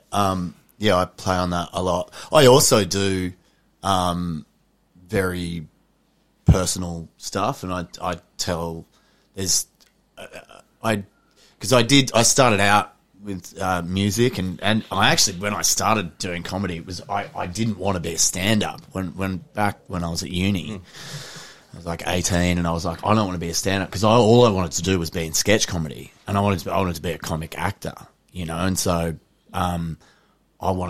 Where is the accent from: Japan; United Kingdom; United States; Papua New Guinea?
Papua New Guinea; I do a lot of stuff about my my dad, about growing up in New Guinea